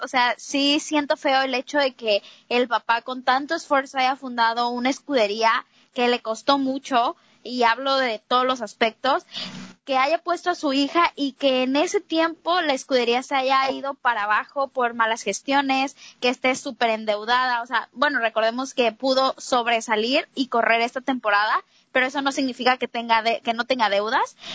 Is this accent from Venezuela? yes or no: no; Mexico; todos aquí somos mexicanos